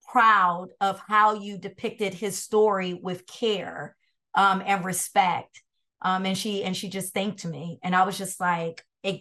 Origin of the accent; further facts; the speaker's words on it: Brooklyn, New York, United States; And don't tell anyone that because I'm from Brooklyn.